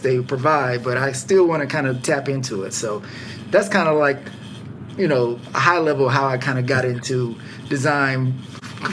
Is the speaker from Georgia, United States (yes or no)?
yes; Atlanta, Georgia, United States; I'm from Atlanta